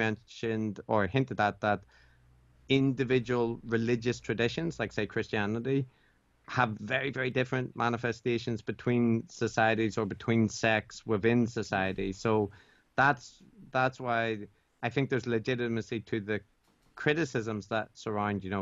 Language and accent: English; Ireland; moved away as an adult; now in Japan; I was raised Catholic in Ireland